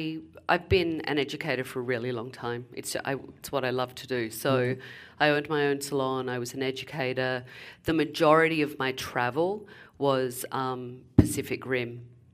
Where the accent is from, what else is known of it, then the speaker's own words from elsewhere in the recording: London, United Kingdom; now in New Jersey, United States; I came from London, from Hampstead Heath to New Jersey. It was a little bit of a culture shock.